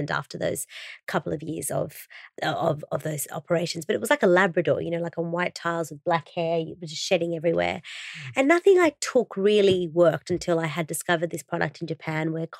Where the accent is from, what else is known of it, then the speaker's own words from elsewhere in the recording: Brazil; I was born in Brazil and Vida means life in Portuguese.